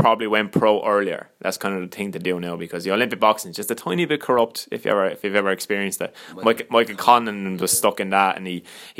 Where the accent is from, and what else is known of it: Ireland